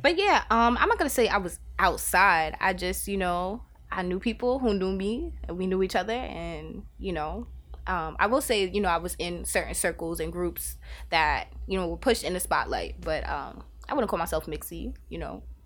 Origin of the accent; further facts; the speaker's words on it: New York City, New York, United States; moved away as an adult; now in Albany, United States; born and raised in Staten Island, um, and then, um, what about six, seven years ago, I came upstate and I haven't left